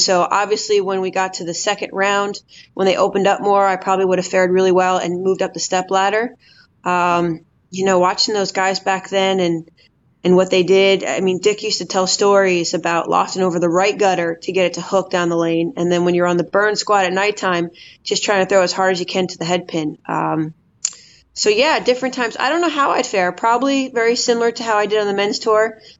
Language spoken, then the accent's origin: English; East Coast, United States; being East Coasters, we grew up on Wood Lane. So that was built in my DNA.